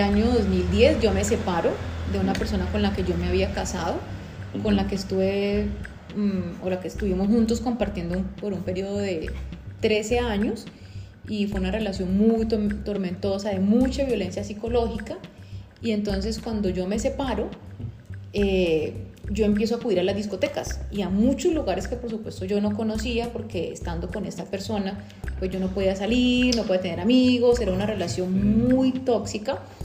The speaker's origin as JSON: {"language": "Spanish", "town": "Cali", "region": "Valle del Cauca", "country": "Colombia", "tie": "born or raised there", "said": "yo nací en Cali eh, en el año de 1980"}